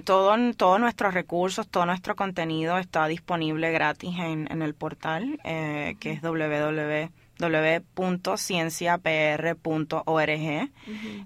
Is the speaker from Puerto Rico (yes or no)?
yes; Puerto Rico; moved away as an adult; cuando yo me fui de Puerto Rico